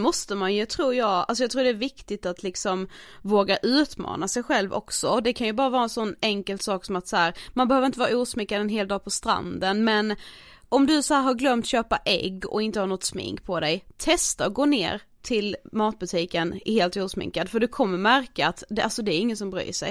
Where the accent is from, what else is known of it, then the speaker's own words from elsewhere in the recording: Karlshamn, Blekinge, Sweden; moved away; jag har varit eh, hemma i Karlshamn